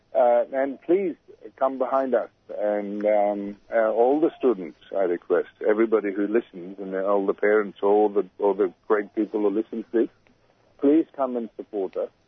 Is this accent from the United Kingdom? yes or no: no; Pakistan; now in Australia; I'm from Pakistan